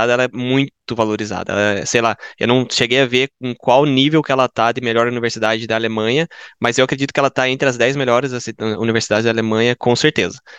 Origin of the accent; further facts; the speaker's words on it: Curitiba, Paraná, Brazil; moved away as an adult; now in Bochum, Germany; eu tenho 28 anos. Eu vim de Curitiba.